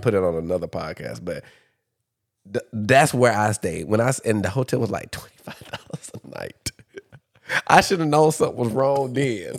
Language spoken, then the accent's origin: English; Dublin, Georgia, United States; moved away; also born or lived in Atlanta, Georgia / Washington, D.C. / Los Angeles; I'm from Dublin